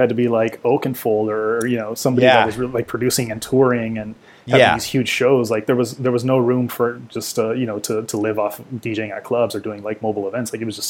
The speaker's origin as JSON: {"language": "English", "town": "Oxnard", "region": "California", "country": "United States", "tie": "born or raised there", "said": "growing up in Oxnard"}